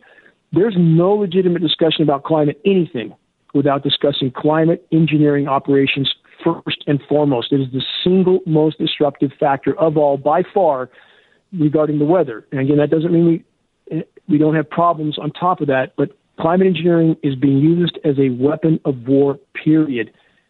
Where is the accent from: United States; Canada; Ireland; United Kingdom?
United States; San Gabriel Mountains, California; I grew up in snow in the San Gabriel Mountains.